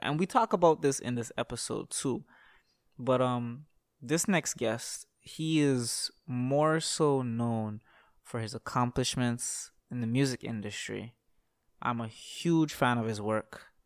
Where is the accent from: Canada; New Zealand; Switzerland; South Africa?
Canada; Toronto, Ontario; I was born in Toronto, Canada